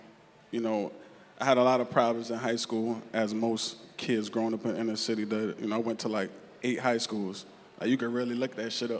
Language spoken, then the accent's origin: English; New York City, New York, United States; So I'm from East Flatbush, and a lot of people don't know, but East Flatbush is, and Flatbush is very, there's a lot of Caribbean people.